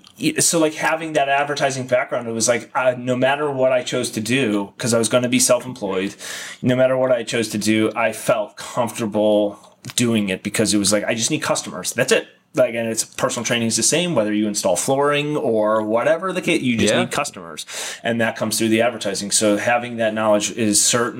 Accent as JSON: {"language": "English", "region": "Ohio", "country": "United States", "tie": "born or raised there", "also_born_or_lived": "San Diego, California", "moved": "yes", "lives_now": "Arizona, United States", "said": "I grew up in Ohio"}